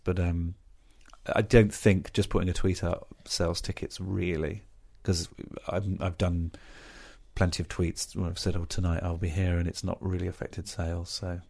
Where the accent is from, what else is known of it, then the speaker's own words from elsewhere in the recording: Birmingham, West Midlands, United Kingdom; I'm from Birmingham.